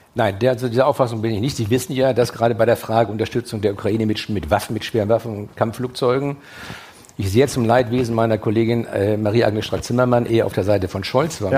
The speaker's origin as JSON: {"language": "German", "region": "Schleswig-Holstein", "country": "Germany", "said": "als Schleswig-Holsteiner"}